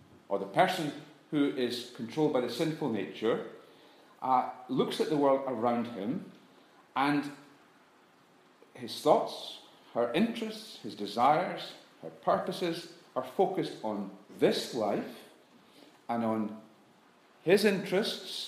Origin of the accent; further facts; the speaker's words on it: United Kingdom; we're guilty in the British church